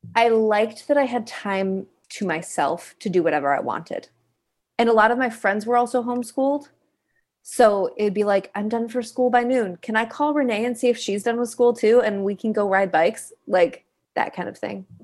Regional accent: Kalamazoo, Michigan, United States; I am originally from Kalamazoo, Michigan, a little town in the Midwest

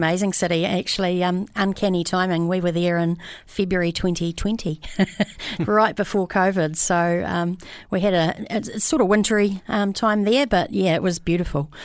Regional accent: New Zealand; moved away; I come from Amarua originally

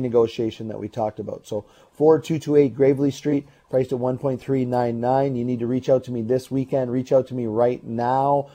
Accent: Burnaby, British Columbia, Canada; now in Port Moody, Canada; I grew up in Burnaby

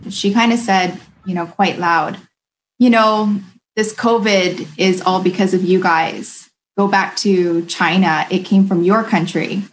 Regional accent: British Columbia, Canada; I was born here. like I'm I'm as Canadian as Canadian could be.

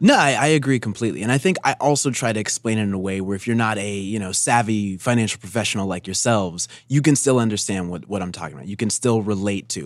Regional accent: Denver, Colorado, United States; I'm from Denver, actually.

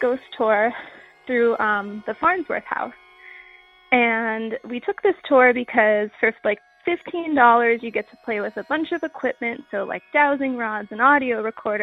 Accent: Pennsylvania, United States; I'm from Pennsylvania

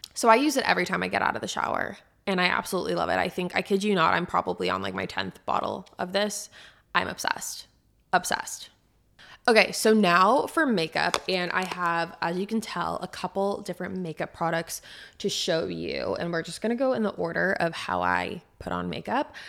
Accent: San Diego, California, United States; now in Nashville, United States; I'm from San Diego

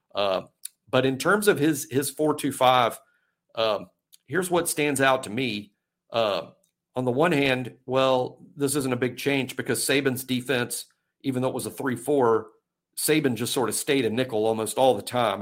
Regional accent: Mobile, Alabama, United States; I'm really been from Mobile, uh, you know, my whole life

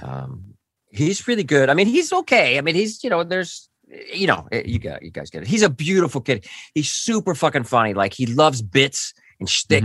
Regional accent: Orange County, California, United States; I grew up near Disneyland in, in Orange County, and I, I just, that was my childhood was there

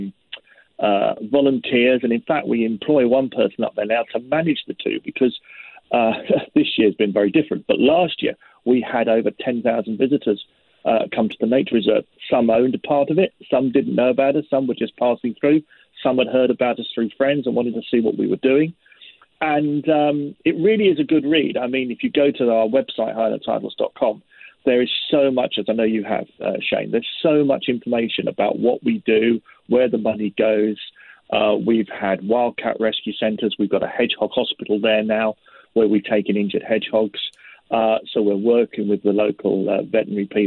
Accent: London, United Kingdom; I'm a Londoner. I was born and bred in London. I'm as English as English is

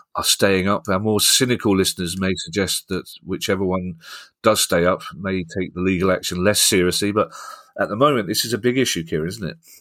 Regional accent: London, United Kingdom; I'm from South London

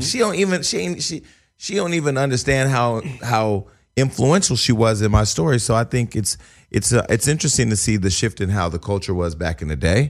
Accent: Northern California, United States; I'm from the, I'm from Northern California

